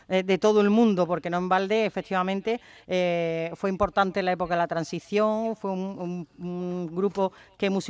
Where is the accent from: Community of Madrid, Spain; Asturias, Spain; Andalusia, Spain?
Andalusia, Spain; Huelva; los que somos de Huelva, las que somos de Huelva como yo